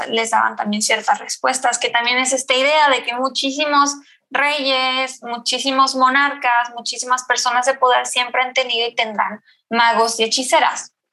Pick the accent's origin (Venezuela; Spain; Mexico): Mexico; Mexico City; Yo soy de la Ciudad de México